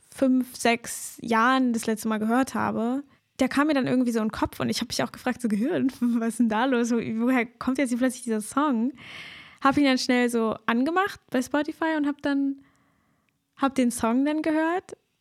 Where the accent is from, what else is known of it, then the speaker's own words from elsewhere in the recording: Germany; als Deutsche oder Menschen, die in Deutschland aufgewachsen sind, hier in der deutschen Kultur